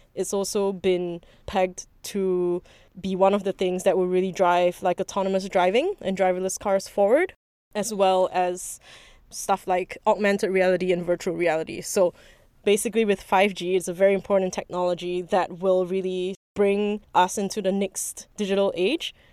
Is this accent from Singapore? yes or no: yes; Singapore; also born or lived in Beijing, China; I'm actually Singaporean too